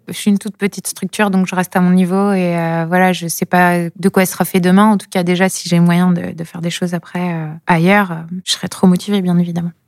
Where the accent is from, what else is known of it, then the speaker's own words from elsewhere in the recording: coast of Brittany, France; now in Brest, France; je suis originaire du côté de Prescott, en fait. Donc, je viens vraiment de la côte